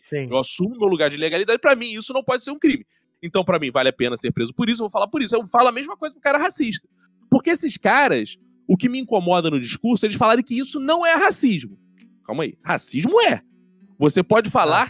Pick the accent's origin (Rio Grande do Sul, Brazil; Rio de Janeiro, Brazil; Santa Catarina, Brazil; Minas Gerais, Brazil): Rio de Janeiro, Brazil; also born or lived in Tijuca, Rio de Janeiro; Eu nasci em Quintino, moro na Tijuca